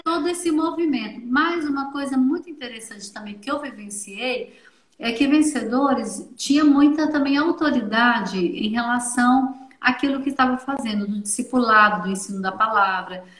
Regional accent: Minas Gerais, Brazil; lá em Belo Horizonte, a sou mineira

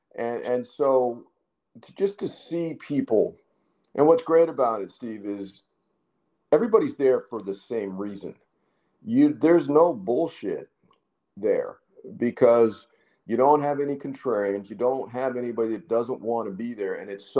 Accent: Canada; You know, I'm from Canada, you know, please.

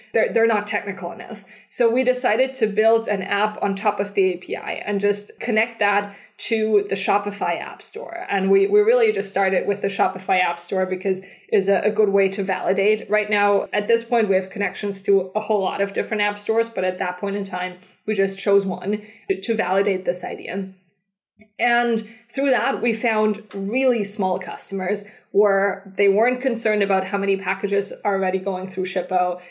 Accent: Germany; moved away as an adult; also born or lived in Switzerland / San Francisco; I'm originally from Germany

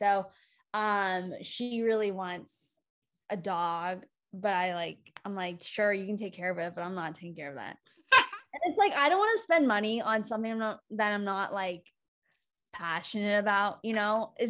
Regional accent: California, United States; I was like born and raised in California

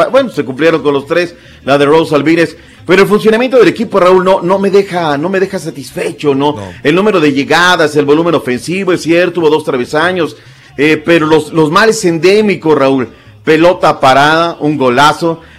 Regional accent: Mexico; O sea, aquí que nace la taquilla turqui somos nosotros los mexicanos.

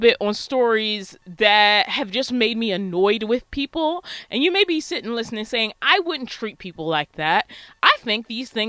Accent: Baltimore, Maryland, United States; I was born and raised in Baltimore, Maryland

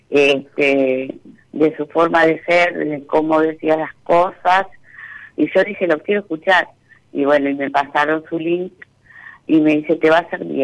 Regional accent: Buenos Aires, Argentina; now in Concordia, Argentina; Eh, soy de Buenos Aires, pero hace 15 años que vivo acá en Entre Ríos, en Concordia.

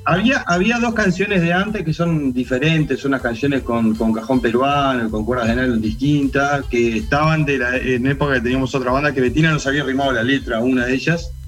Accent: Dolores, Soriano, Uruguay; la banda somos todos de Dolores.

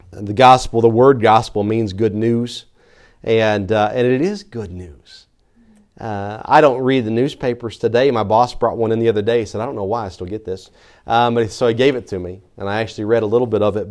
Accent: Tennessee, United States; I'm from Tennessee

